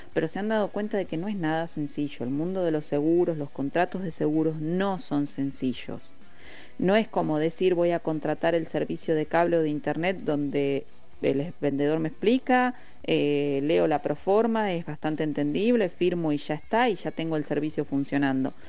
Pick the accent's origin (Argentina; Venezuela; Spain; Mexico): Argentina; Patagonia; somos de acá de la Patagonia